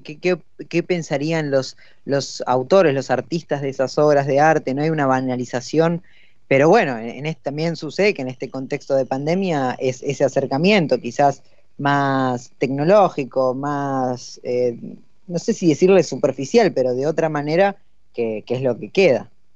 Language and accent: Spanish; Buenos Aires Province, Argentina; los dos conductores somos del conurbano